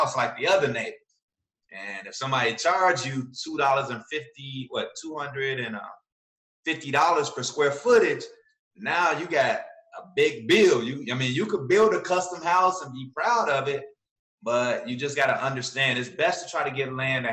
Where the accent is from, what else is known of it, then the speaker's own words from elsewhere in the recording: Chicago, Illinois, United States; moved away; When I first moved here, when people found out I was from Chicago